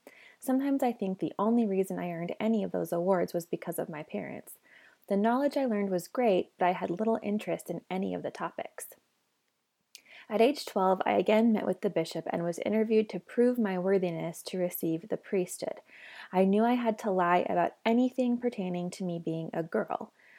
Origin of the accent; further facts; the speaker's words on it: Spanish Fork, Utah, United States; I was born and raised in the Mormon Church in Spanish Fork, Utah, and was a devout member until I was 29.